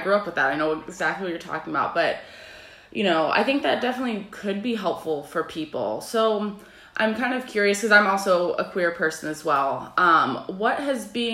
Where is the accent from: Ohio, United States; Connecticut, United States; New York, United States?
Ohio, United States; Westerville; I grew up in Ohio